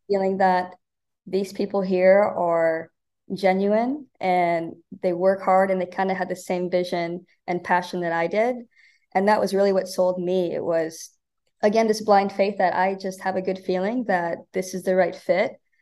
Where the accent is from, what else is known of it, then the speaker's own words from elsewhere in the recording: Omaha, Nebraska, United States; moved away as an adult; now in Bakersfield, United States; I'm from Omaha, Nebraska